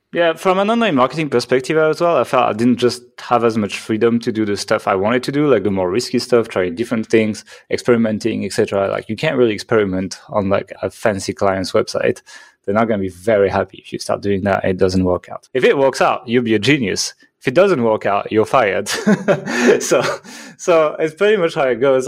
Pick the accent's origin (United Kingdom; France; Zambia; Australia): France; accent: French; English is a second language; moved away as an adult; I'm from France, actually. So if you're like, what the hell is that accent? That is a French accent